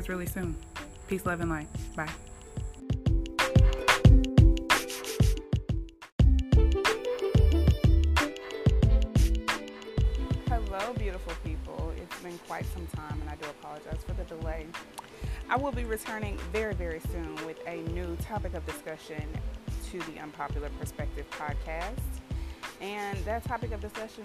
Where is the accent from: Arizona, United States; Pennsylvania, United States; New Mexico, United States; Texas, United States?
Texas, United States; Houston; Houston, my hometown